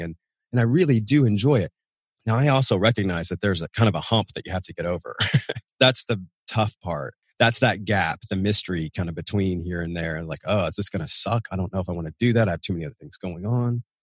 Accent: Nashville, Tennessee, United States; moved away as an adult; We're outside of Nashville, Tennessee, my hometown, out in the sticks

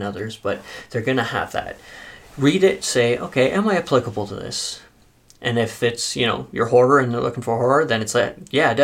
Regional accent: Canada; we're Canadian

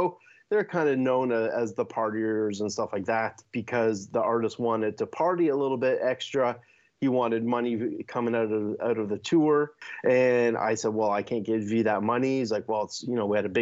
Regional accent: Hamilton, Ontario, Canada; I started off as a drummer growing up in Hamilton

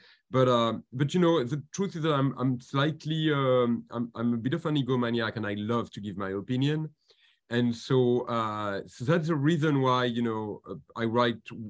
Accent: France; accent: French; English is a second language; moved away as an adult; also born or lived in Washington, United States; now in United States; I'm a Frenchman. You might have noticed it from my very slight accent. And I came to the United States when I was 22

